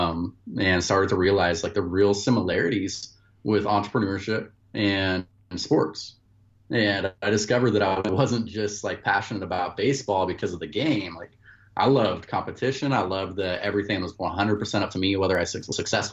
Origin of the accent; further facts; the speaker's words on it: Klamath Falls, Oregon, United States; moved away as an adult; also born or lived in Louisiana; I grew up in Klamath Falls, Oregon. It's a small town in southern Oregon